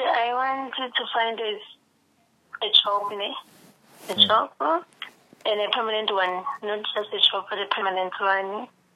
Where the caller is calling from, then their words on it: Kuruman, Northern Cape, South Africa; I'm calling from Northern Cape, Kurumani.